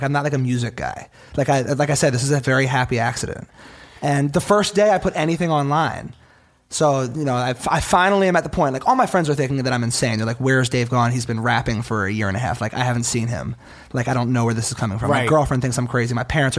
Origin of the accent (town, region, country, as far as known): Philadelphia, Pennsylvania, United States